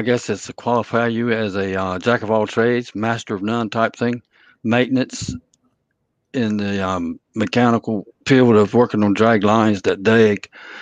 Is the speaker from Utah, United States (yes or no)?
no; North Carolina, United States; from North Carolina.